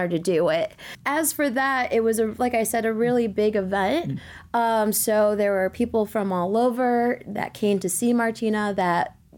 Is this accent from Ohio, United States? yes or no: yes; Toledo, Ohio, United States; And to make it even better, it was in my hometown, back home in Toledo, Ohio.